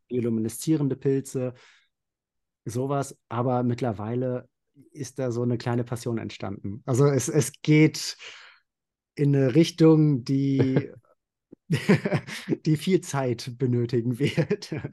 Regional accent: Central Hesse, Germany; ich komme aus Mittelhessen, also mhm. nördlich von Frankfurt.

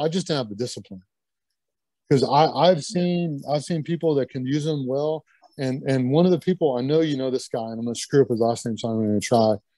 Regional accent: Lexington, Kentucky, United States; moved away as an adult; also born or lived in Butte, Montana / Syracuse, New York; growing up in Lexington

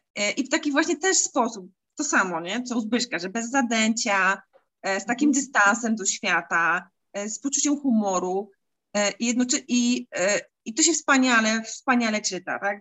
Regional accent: Silesian Voivodeship, Poland; tutaj u nas na Śląsku

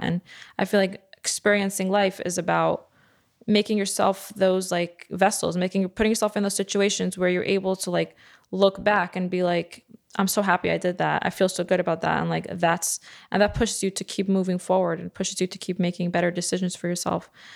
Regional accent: New York City, New York, United States; I grew up in Bar Park

